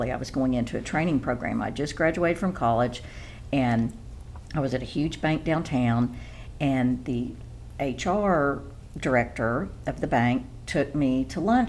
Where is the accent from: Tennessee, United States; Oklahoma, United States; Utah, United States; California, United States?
Oklahoma, United States; I grew up in Oklahoma